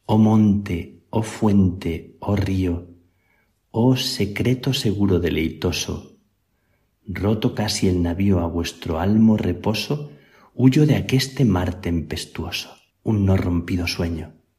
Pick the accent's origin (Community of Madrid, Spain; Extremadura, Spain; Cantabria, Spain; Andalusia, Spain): Extremadura, Spain; near El Palancar; moved away; also born or lived in Salamanca; San Pedro de Alcántara, cerca de mi tierra, tiene el conventito más pequeño de los más pequeños tal vez que existen en el mundo, el palancar